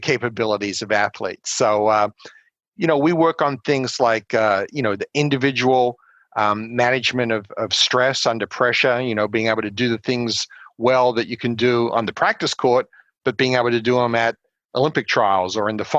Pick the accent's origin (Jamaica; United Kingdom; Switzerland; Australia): Australia; moved away as an adult; also born or lived in South Carolina / Colorado Springs, Colorado; now in United States; growing up in Australia